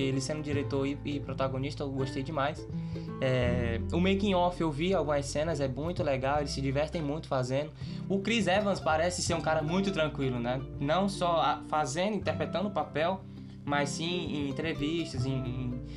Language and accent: Portuguese; Brazil; eu sou, sou brasileiro